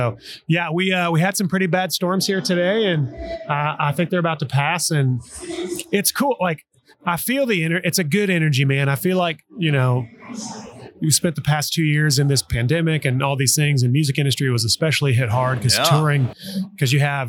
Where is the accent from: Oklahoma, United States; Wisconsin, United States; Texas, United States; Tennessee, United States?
Oklahoma, United States; I grew up in Oklahoma